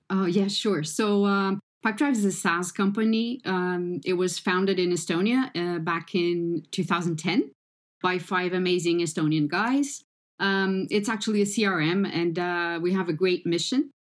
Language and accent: English; Portugal; I am Portuguese